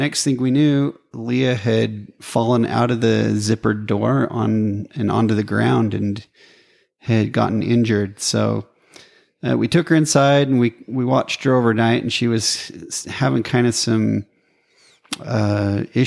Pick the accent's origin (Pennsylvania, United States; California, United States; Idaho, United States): Idaho, United States; Preston; I grew up in Preston, and now we're both in each other's hometowns.